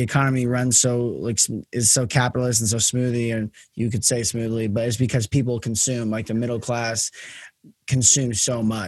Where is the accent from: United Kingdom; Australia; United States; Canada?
United States; being an American myself